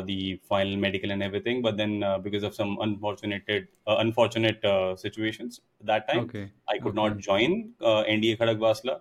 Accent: Bara, Rajasthan, India; I actually belong to a place called Bara, which is 73 kilometers southeast to Kota in Rajasthan

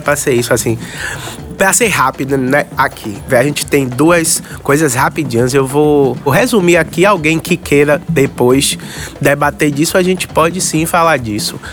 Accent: Salvador, Bahia, Brazil; Eu sou daqui, do Curuzu, da Liberdade. Morei aqui do lado muitos e muitos anos

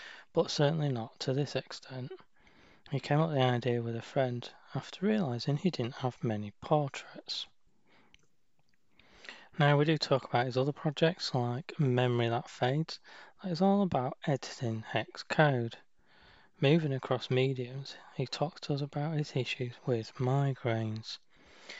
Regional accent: United Kingdom; moved away; my home country, the UK

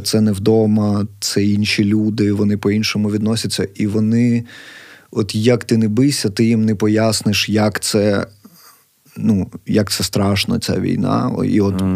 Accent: Kharkiv, Kharkiv Oblast, Ukraine; я, харків'янин, який прям межує з цим конченим сусідом нашим

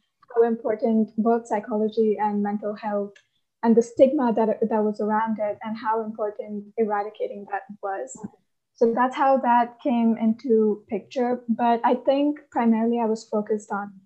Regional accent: India; I'm from India

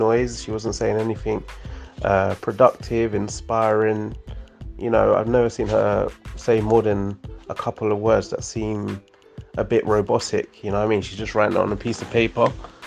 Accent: Italy; I come from Italy

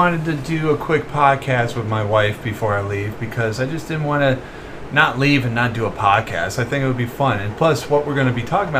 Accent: Ocean City, Maryland, United States; born or raised there; moved away

